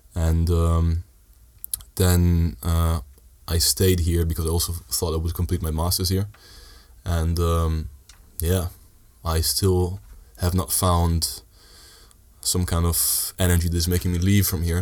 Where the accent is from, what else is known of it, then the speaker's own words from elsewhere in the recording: Sardinia, Italy; moved away as an adult; also born or lived in Netherlands; I lived in Italy most of my life